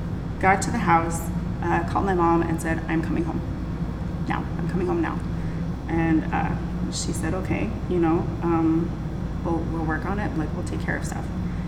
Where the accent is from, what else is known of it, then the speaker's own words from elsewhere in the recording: United States; they basically told me I was crazy for being out by myself, especially being an American and a woman.